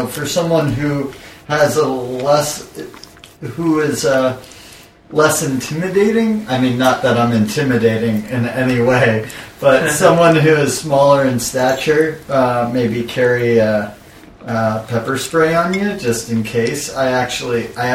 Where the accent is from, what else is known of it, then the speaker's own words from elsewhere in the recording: Arizona, United States; I'm from Arizona